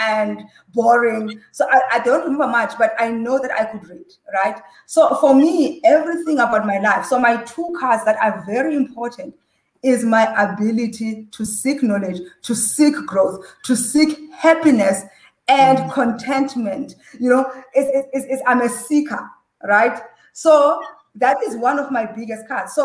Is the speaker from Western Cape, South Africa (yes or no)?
no; Butterworth, Eastern Cape, South Africa; we were growing up in Butterworth, in the Transkei and in the villages, boarding school